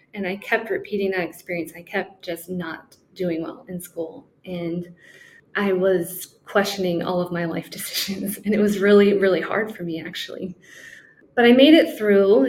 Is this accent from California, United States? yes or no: yes; San Francisco Bay Area, California, United States; also born or lived in Turkey / Columbia, South Carolina; I grew up in the San Francisco Bay Area, born and raised, and I'm living there now